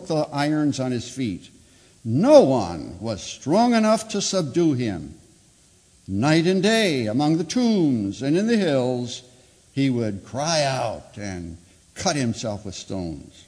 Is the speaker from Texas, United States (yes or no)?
no; Chicago, Illinois, United States; I'm a Chicagoan from way back